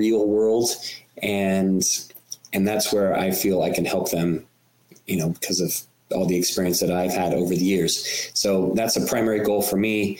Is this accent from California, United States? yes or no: yes; California, United States; California, my home state